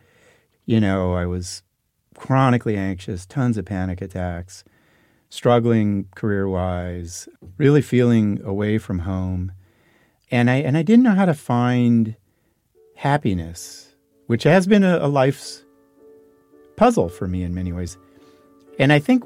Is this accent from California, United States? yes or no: yes; foothills of the Sierras, near Sacramento, California, United States; They moved to the country where it was cheaper. Mm-hmm. And we got an old beat-up Victorian, 5 acres.